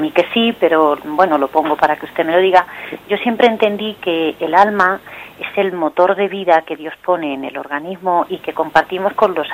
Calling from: Madrid, Community of Madrid, Spain

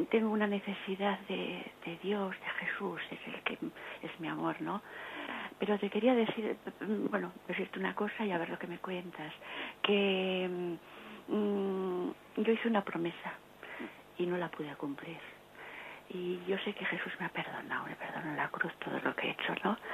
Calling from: Bilbao, Basque Country, Spain; de Bilbao.

